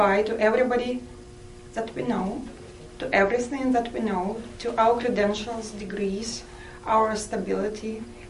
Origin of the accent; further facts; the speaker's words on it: Russian Far East, Russia; English is a second language; moved away as an adult; now in Canada; I come from Russia, far eastern part